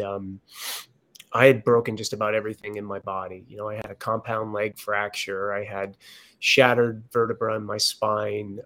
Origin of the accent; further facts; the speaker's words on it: Connecticut, United States; moved away as an adult; also born or lived in San Diego, California; I was born and raised here in Connecticut, came back this summer